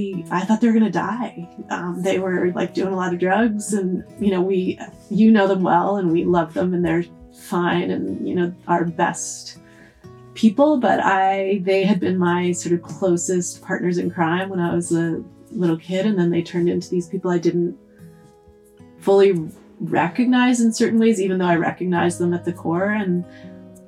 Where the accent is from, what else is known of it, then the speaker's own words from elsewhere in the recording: outside of Boston, Massachusetts, United States; moved away as an adult; I grew up outside of Boston